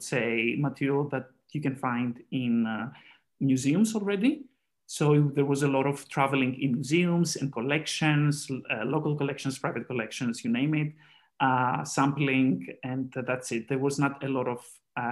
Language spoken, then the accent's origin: English; Greece; now in Austria; I have done fieldwork in Greece, where I originally come from as well